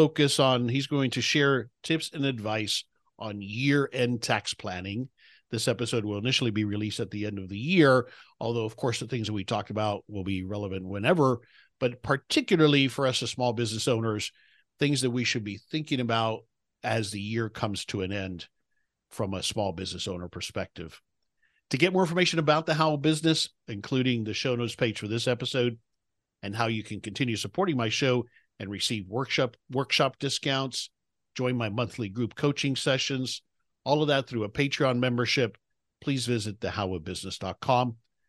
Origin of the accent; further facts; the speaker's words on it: Miami, Florida, United States; moved away as an adult; I'm in South Florida. I grew up in Miami. I'm back in Florida now, so I grew up a Miami Dolphins fan.